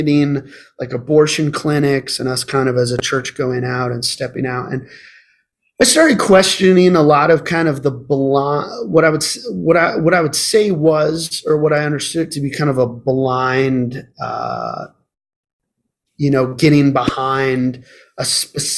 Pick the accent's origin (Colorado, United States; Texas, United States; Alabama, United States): Colorado, United States; Colorado Springs; now in Arizona, United States; I was born and raised in Colorado Springs